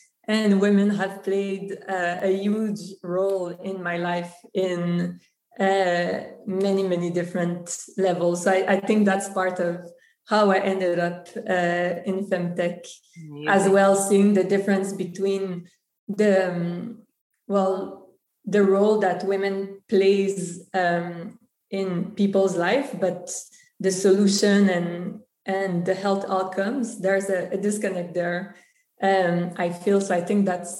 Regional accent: Montreal, Quebec, Canada; accent: French; first language French; English is a second language; born and raised in Canada. My parents are from Serbia and Venezuela. In fact, my father and a lot of my family still lives in Venezuela. And even if Canada is an Anglophone country, French is actually my first language. So that's the accent, because Montreal is in Quebec

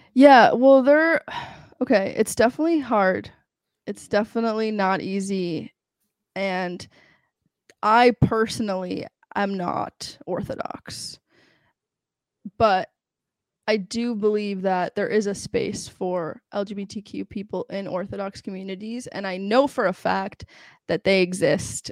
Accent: New York, United States; also born or lived in Los Angeles, California / Israel; and then I moved to New York. I grew up in New York.

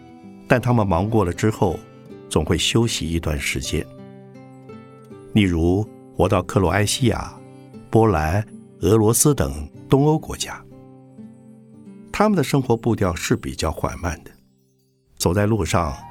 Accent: Shanghai, China; 我小时候住在上海，后来到了台北、东京、纽约，然后又到过欧洲许多大城市和小乡镇。

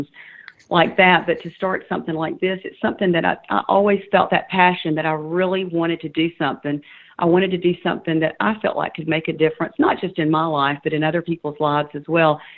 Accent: Claxton, Georgia, United States; also born or lived in Savannah, Georgia; I'm from a very small town about an hour northwest of Savannah called Claxton. I was born in Savannah but reared in that small town

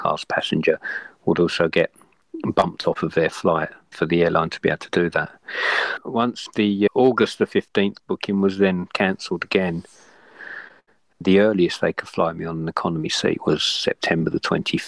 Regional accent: London, United Kingdom; moved away as an adult; now in Sydney, Australia; born in London, brought up in London, and moved out to Australia around about 22 years ago

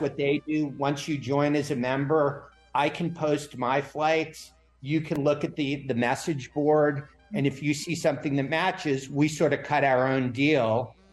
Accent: New York, United States; now in Florida, United States; I grew up in New York before I moved to Florida

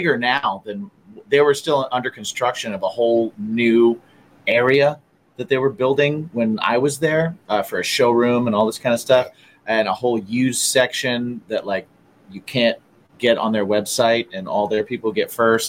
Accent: Indiana, United States; moved away; I'm from Indiana

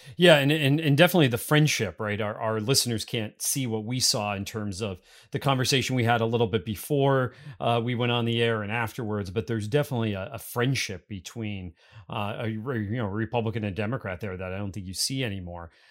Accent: Pennsylvania, United States; moved away; Pennsylvania is my home state.

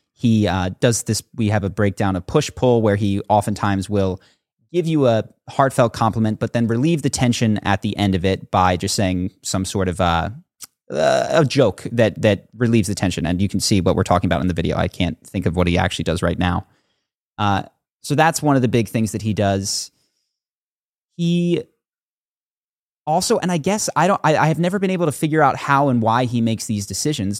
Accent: Philadelphia, Pennsylvania, United States; moved away as an adult; also born or lived in Brazil / New York; now in California, United States; I grew up on the East Coast

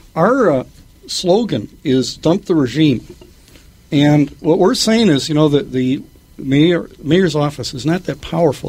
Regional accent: Minneapolis, Minnesota, United States; South Minneapolis. Uh, uh, still living in the house that I was brought home

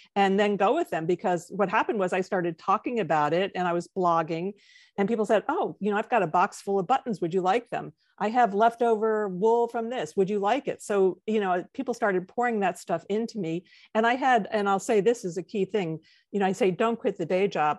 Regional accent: White Plains, New York, United States; also born or lived in Midwest; born in the Midwest, but, um, by the time I was six, my family had moved to White Plains, New York, and then remained there for, you know, my entire schooling

